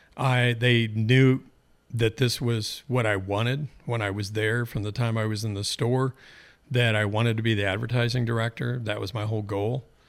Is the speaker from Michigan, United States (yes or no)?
no; Eugene, Oregon, United States; born and raised in Eugene.